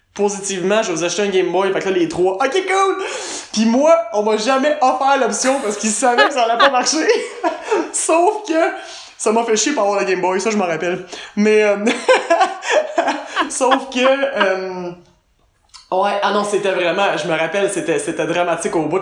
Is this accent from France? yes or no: no; Quebec, Canada; moved away as an adult; on retourne au Québec